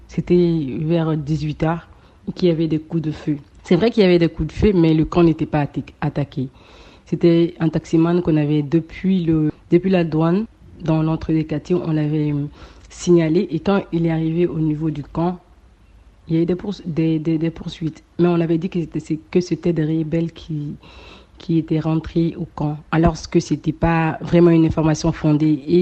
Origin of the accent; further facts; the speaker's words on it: Mali; now in Dakar, Senegal; je suis étudiante à Dakar, je suis malienne.